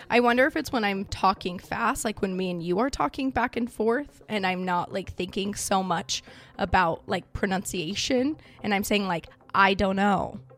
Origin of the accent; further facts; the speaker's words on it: Idaho, United States; I'm from Idaho